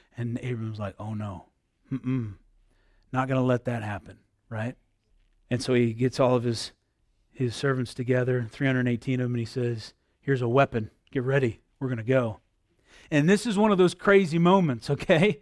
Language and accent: English; United States; I'm an American